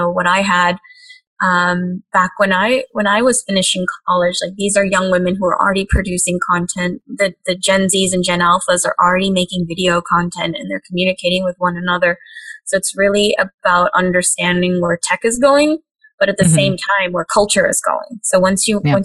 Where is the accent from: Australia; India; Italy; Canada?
India; Hyderabad, Telangana; now in United States; when I was growing up in Hyderabad